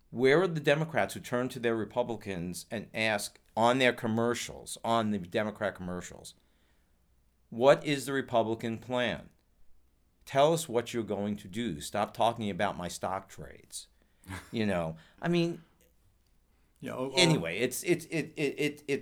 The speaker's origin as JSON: {"language": "English", "country": "Ireland", "said": "um, I'm Irish. We love Halloween."}